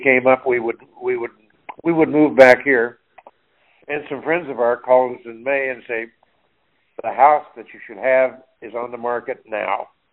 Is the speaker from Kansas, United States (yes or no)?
yes; Emporia, Kansas, United States; moved away; born and raised in, in Emporia, Kansas.